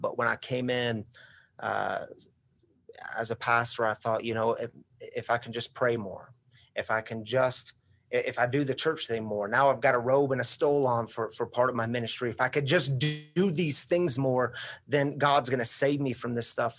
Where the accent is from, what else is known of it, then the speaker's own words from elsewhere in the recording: Missouri, United States; moved away as an adult; also born or lived in Michigan; I grew up in Missouri